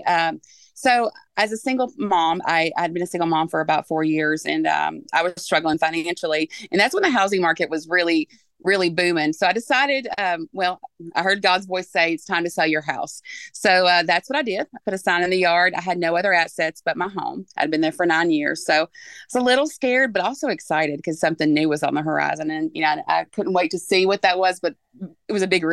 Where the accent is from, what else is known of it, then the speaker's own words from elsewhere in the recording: Portland, Tennessee, United States; I'm from Portland, grew up here and was raised here.